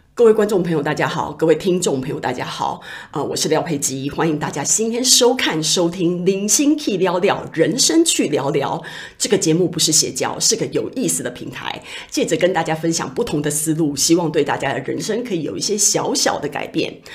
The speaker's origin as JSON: {"language": "Chinese", "country": "Taiwan", "said": "我们台湾人"}